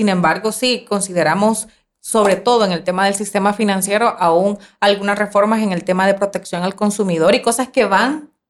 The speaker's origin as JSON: {"language": "Spanish", "town": "San Martín", "region": "San Salvador", "country": "El Salvador", "said": "yo soy de San Salvador. Yo, ajá, de San, Martín, San Salvador."}